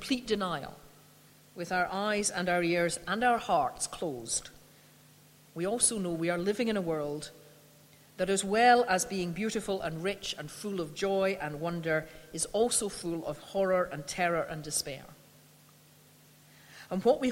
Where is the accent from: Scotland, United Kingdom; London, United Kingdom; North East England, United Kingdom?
Scotland, United Kingdom; I'm a Scot